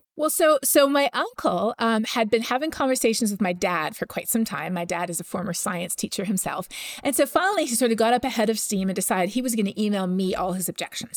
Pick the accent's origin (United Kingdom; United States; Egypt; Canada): Canada; I'm from Canada